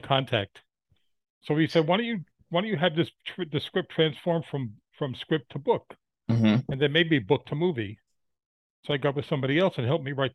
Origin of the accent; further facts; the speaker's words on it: New York, United States; my life growing up in New York